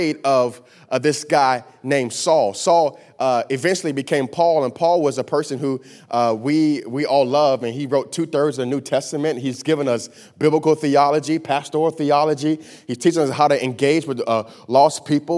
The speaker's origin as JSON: {"language": "English", "town": "Miami", "region": "Florida", "country": "United States", "tie": "born or raised there", "said": "I'm from Miami, Florida. I was born and raised in Miami, Florida"}